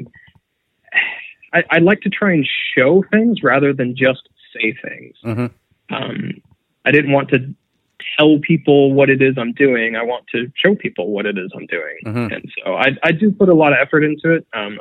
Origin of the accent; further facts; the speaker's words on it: Florida, United States; I grew up in Florida.